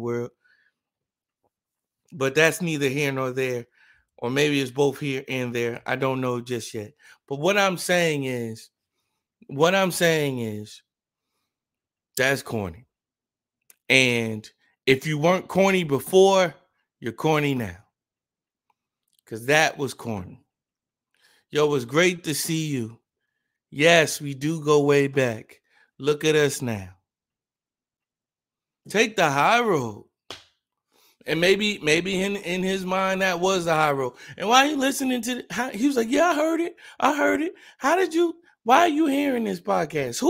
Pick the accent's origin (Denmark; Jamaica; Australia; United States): United States; New Jersey; I'm from Jersey too